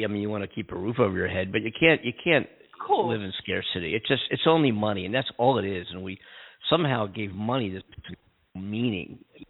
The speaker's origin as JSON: {"language": "English", "town": "Philadelphia", "region": "Pennsylvania", "country": "United States", "tie": "born or raised there", "moved": "yes", "lives_now": "Los Angeles, United States", "said": "my hometown here in L.A. I'm a big Dodgers fan. But my hometown, my roots are in Philadelphia"}